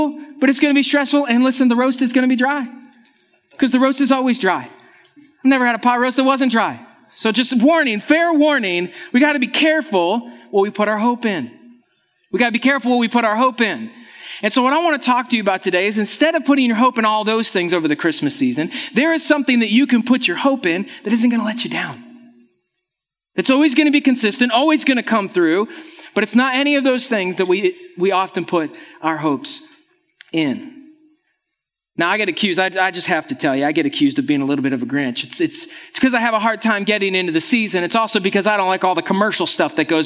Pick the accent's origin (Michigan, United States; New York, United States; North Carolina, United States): New York, United States; Western; moved away; I'm actually from Western New York. It's where I grew up